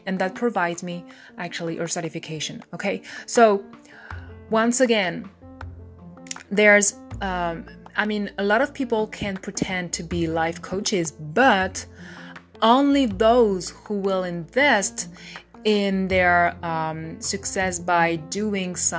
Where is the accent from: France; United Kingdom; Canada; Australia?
France; I'm French